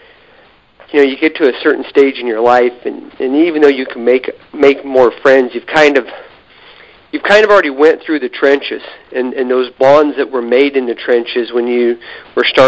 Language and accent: English; Idaho, United States; I was from Idaho